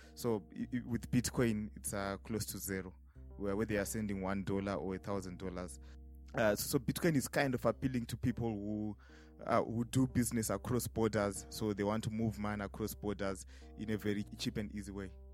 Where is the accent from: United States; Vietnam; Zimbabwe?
Zimbabwe; Harare; I'm from Harare, Zimbabwe.